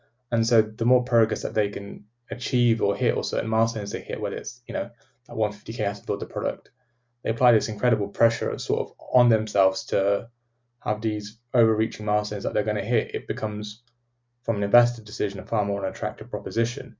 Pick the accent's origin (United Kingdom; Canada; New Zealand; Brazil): United Kingdom; as British people